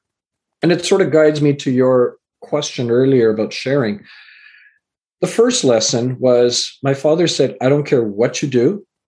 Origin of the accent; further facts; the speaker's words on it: Canada; also born or lived in England; I was born in England and raised in Canada